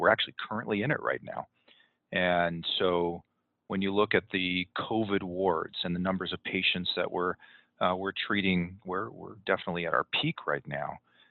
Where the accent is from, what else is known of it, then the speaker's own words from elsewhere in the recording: California, United States; now in Utah, United States; where I've lived for 20, 25 years now. I'm originally from Southern California.